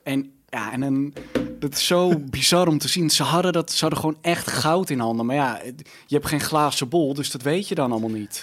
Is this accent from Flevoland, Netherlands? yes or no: yes; Almere, Flevoland, Netherlands; ik ben opgegroeid in Almere